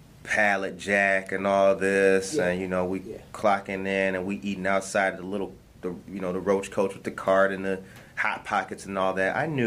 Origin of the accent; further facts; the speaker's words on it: Harvey, Illinois, United States; I grew up in Harvey.